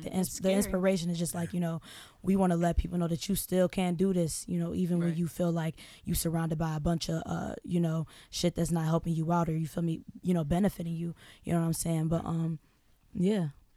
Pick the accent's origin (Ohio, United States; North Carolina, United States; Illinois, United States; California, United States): Illinois, United States; Northwest suburbs of Chicago; I'm from the suburbs as well. Mm-hmm. I'm from the Northwest.